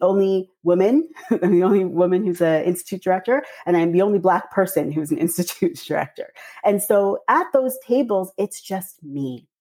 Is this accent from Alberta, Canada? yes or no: no; Toronto, Ontario, Canada; I'm from Toronto, but my parents are from Trinidad and Tobago